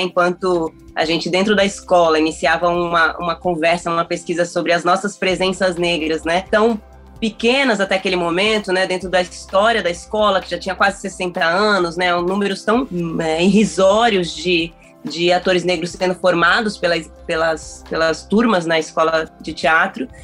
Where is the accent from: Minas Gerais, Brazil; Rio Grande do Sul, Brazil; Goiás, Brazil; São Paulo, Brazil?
São Paulo, Brazil; Taboão da Serra; eu ali no Taboão da Serra, que é a cidade onde eu nasci